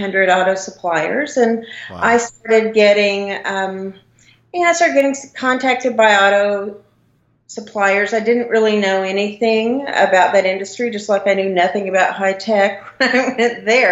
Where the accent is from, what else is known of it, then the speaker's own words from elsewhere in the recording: southeast Oklahoma, United States; accent: Oklahoma; moved away as an adult; also born or lived in Florida; I grew up in a very small town in southeast Oklahoma.